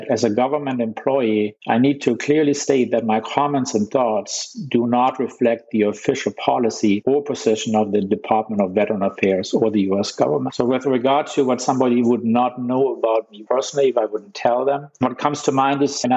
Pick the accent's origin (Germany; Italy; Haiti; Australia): Germany; moved away as an adult; now in United States; I was born in Germany, completed my medical school at the University of Ulm in southern Germany